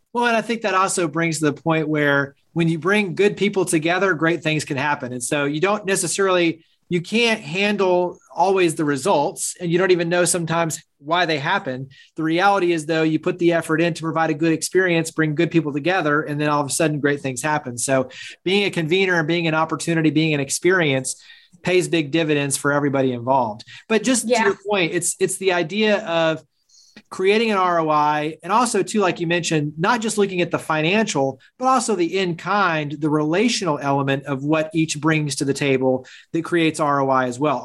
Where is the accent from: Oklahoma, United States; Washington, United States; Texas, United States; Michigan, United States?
Texas, United States; Fort Worth; I grew up in the Dallas Fort Worth area. So, it's like Weatherford and, and Fort Worth